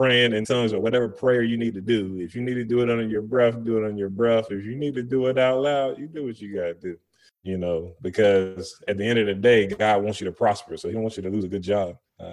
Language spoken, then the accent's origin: English; the South, United States; moved away; I'm coming from the South